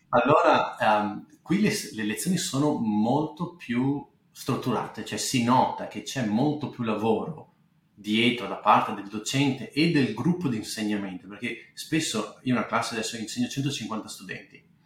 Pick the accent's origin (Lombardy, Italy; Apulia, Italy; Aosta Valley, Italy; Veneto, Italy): Veneto, Italy; Bassano del Grappa; moved away as an adult; also born or lived in England; now in California, United States; io sono nato abbastanza in Grappa, vivi, nasci e cresci abbastanza in Grappa